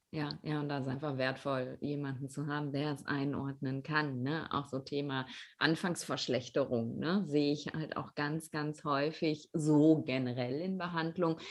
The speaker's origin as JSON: {"language": "German", "area": "Ruhr area", "region": "North Rhine-Westphalia", "country": "Germany", "said": "bei uns im Ruhrpott"}